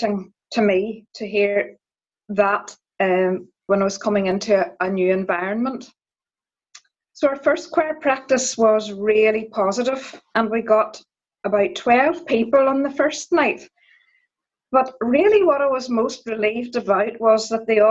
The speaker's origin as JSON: {"language": "English", "town": "Donaghadee", "region": "Northern Ireland", "country": "United Kingdom", "said": "I'm from Donaghadee"}